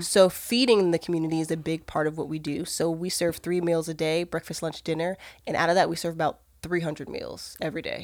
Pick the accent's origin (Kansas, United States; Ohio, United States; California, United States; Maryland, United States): Maryland, United States; moved away; also born or lived in Georgia; I'm originally from Maryland